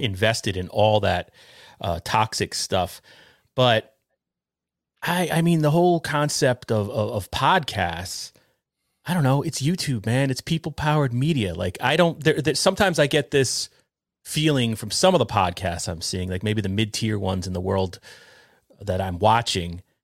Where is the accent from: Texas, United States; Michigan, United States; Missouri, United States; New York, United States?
New York, United States; we grew up together in New York